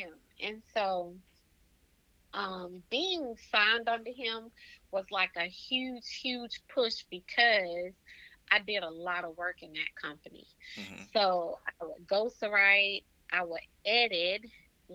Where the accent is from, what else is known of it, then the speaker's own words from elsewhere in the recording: Waynesboro, Georgia, United States; also born or lived in Augusta, Georgia; Augusta is the place that's like 25 minutes from Waynesboro, my hometown